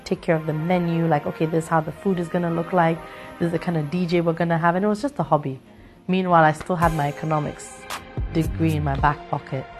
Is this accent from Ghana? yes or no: yes; Ghana; moved away as an adult; also born or lived in Canada; I was born in Ghana. After I finished high school, I wanted to be away from the parents.